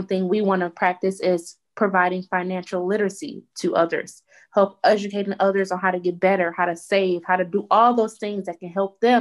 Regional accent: Detroit, Michigan, United States; I am from Detroit, Michigan. I always stayed in Detroit

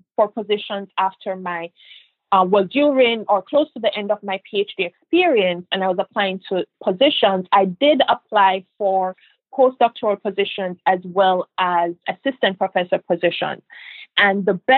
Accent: Jamaica; moved away as an adult; also born or lived in Lewiston, Maine / Providence, Rhode Island / Boston, Massachusetts / Florida; now in United States; even as a little girl growing up in Jamaica

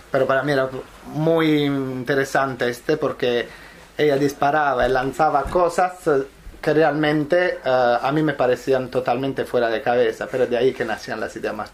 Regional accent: Southern Italy, Italy; Spanish is a second language; La respuesta es, en mi caso sí, porque soy italiano

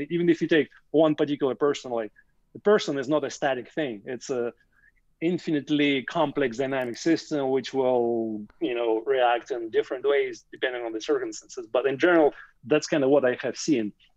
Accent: Russia; moved away as an adult; now in Canada; I grew up in the Soviet Union

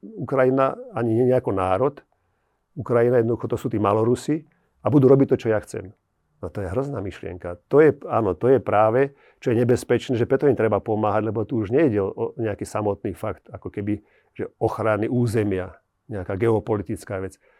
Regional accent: Slovakia

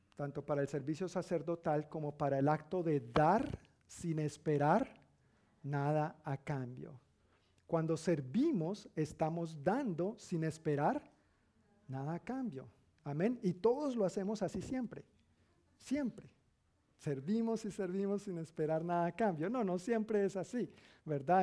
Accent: Colombia; decimos en Colombia.

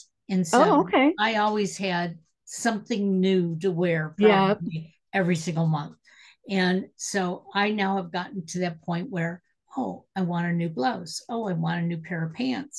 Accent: Detroit, Michigan, United States; I'm originally from Detroit, and, cars were made in Detroit when I was growing up

